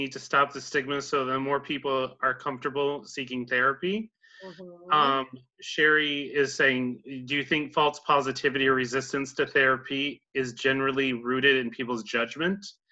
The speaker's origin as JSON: {"language": "English", "area": "North Country", "region": "New York", "country": "United States", "tie": "born or raised there", "said": "I'm from the North Country"}